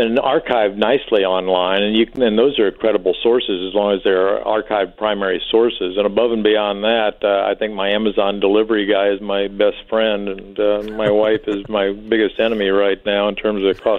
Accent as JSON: {"language": "English", "town": "St. Charles", "region": "Missouri", "country": "United States", "tie": "born or raised there", "said": "That's my hometown, St. Charles."}